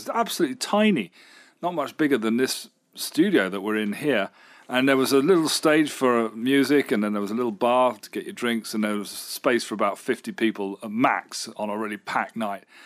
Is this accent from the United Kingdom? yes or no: yes; United Kingdom; I, as a British person